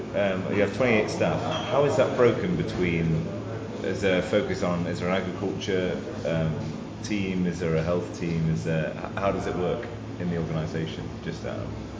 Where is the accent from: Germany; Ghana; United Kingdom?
United Kingdom; England; I'm English